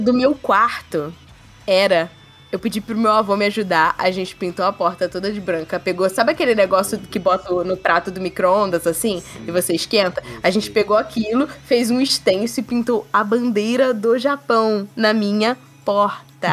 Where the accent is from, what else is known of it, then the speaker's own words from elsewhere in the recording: Brazil; a gente como brasileiro